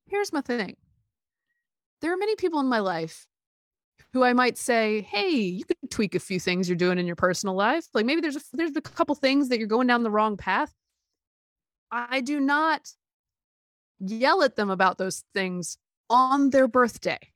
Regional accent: Alabama, United States; I was born in Alabama

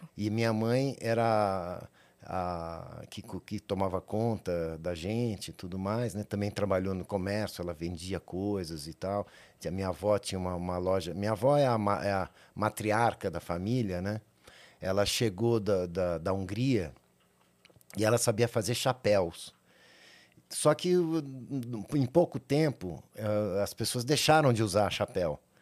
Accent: São Paulo, Brazil; eu nasci São Paulo, capital. Sou paulistano é, nascido na, na, na, maternidade 9 de julho

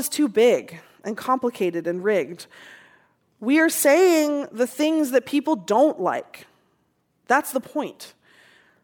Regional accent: Seattle, Washington, United States; growing up in Seattle

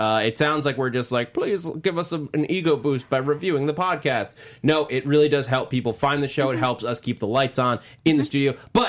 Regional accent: New York, United States; As a New Yorker, I don't disagree with you. However, I know that that's because I'm from New York.

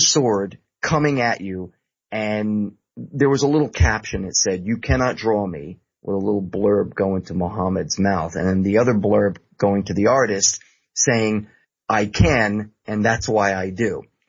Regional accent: United States; I am an American.

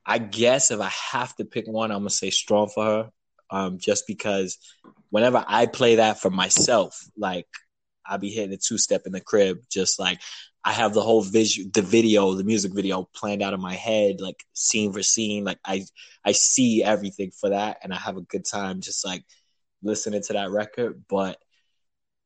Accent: New York City, New York, United States; I'm from Brooklyn, New York, rapper, producer

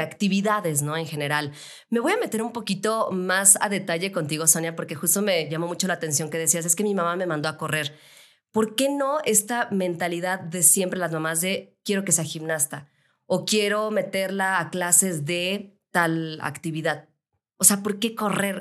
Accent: León, Guanajuato, Mexico; now in Mexico City, Mexico; Yo soy de León, Guanajuato, me vine aquí a la Ciudad de México

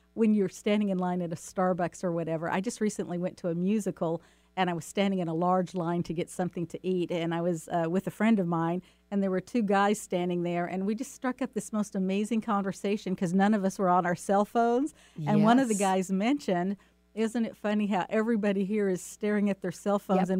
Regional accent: the South, United States; And, you know, I'm from the South.

